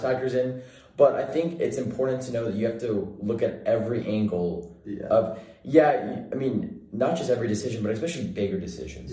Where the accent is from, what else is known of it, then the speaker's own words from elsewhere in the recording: Bakersfield, California, United States; I'm from Central California.